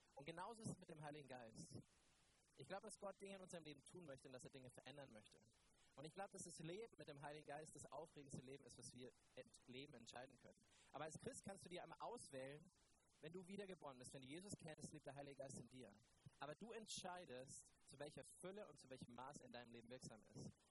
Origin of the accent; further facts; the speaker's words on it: Neumarkt in der Oberpfalz, Bavaria, Germany; Ich komme ja aus Neumarkt. Ich bin dort Pastor der Ecclesia und Neumarkt ist ja noch im tieferen Bayern als Franken